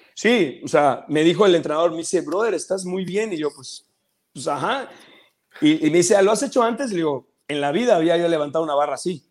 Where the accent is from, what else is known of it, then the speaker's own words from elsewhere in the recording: Mérida, Yucatán, Mexico; moved away as an adult; now in Chetumal, Mexico; yo soy de Mérida, yo nací en Mérida, Yucatán, ahí crecí y hace aproximadamente unos 2, 13, 14 años me vine a vivir a Chetumal